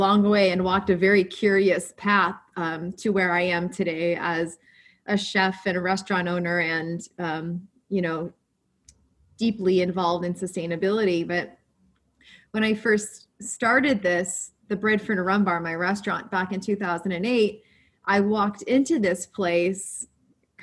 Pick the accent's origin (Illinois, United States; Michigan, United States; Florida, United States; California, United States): Illinois, United States; Chicago suburbs; I come from an Italian family. We're from the Chicago suburbs